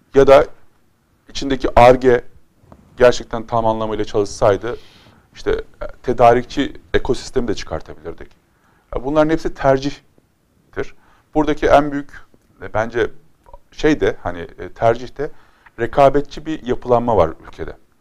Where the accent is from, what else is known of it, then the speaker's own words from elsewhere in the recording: Konya, Turkey; Konya benim zaten memleketim